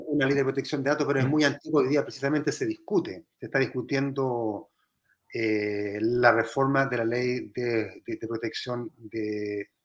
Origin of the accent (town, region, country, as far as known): Chile